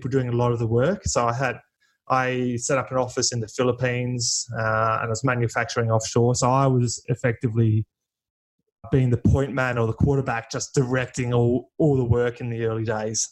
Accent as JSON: {"language": "English", "town": "Melbourne", "region": "Victoria", "country": "Australia", "said": "I'm from Melbourne, Victoria, Australia."}